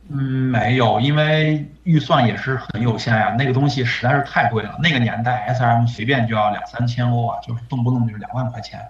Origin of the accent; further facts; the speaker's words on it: China; moved away; also born or lived in Germany; 作为公司唯一的一个中国人